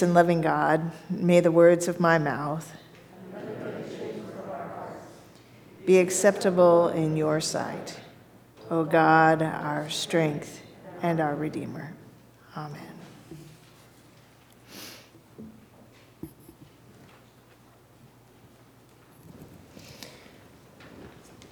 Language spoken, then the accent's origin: English; Kansas City, United States; I came from the Midwest. My church was in Kansas City. That's where I grew up